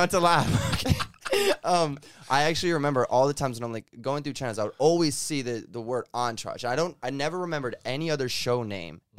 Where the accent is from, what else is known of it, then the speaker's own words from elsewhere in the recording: East Coast, United States; moved away; I'm from East Coast as well